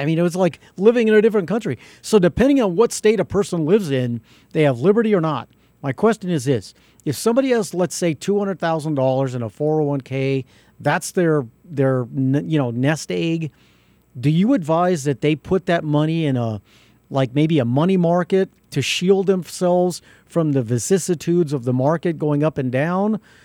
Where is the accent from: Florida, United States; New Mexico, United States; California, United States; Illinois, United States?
New Mexico, United States; Albuquerque; I'm from South Broadway and Baralis